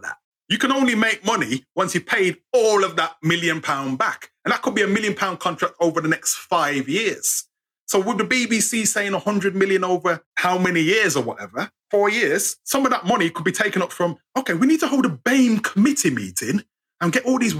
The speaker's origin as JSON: {"language": "English", "country": "United Kingdom", "said": "we're British"}